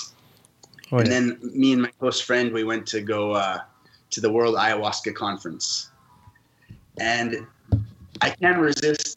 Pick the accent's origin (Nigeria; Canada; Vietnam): Canada; also born or lived in France; now in Costa Rica; I live in Costa Rica, and I was born in France and grew up in Canada